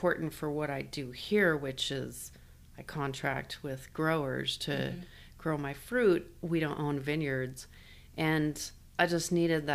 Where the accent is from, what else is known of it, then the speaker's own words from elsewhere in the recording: Boise, Idaho, United States; moved away as an adult; also born or lived in Washington; I was born in Boise in St. Luke's and grew up most of my life here